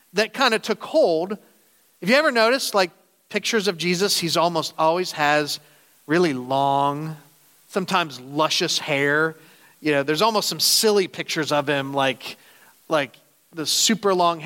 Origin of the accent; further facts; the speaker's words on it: Canton, Ohio, United States; now in upstate New York, United States; I grew up in Canton, Ohio